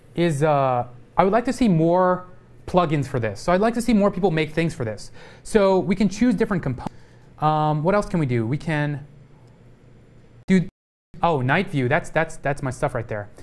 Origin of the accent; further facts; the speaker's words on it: Texas, United States; a lot of racism growing up in Texas